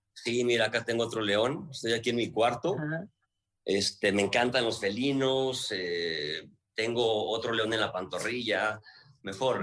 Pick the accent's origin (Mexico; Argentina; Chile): Mexico; Guadalajara, Jalisco; moved away; yo soy de Guadalajara